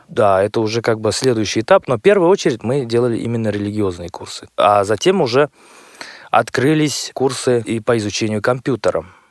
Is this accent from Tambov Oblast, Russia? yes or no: no; Chistopol, Tatarstan, Russia; Я родом из Республики Татарстан, города Чистополя